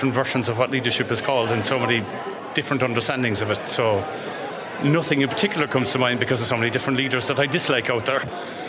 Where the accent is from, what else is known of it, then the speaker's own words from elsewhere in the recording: Blackrock, Munster, Ireland; I'm from BlackRock